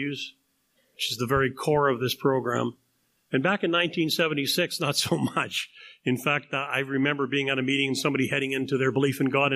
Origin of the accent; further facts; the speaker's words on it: Canada; I'm a Canadian